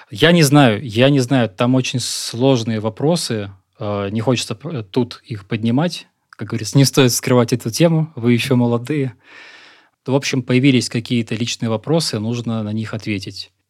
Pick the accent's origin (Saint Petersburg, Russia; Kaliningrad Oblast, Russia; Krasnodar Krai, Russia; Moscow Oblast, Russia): Moscow Oblast, Russia; born there; also born or lived in Siberia / southern Russia; Родился я в Подмосковье. Прожил большую часть жизни в Сибири. А успел пожить на юге России.